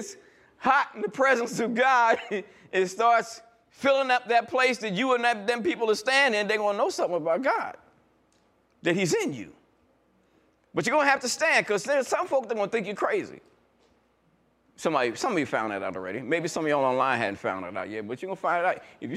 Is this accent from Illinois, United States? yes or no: no; New York, United States; I'm new from New York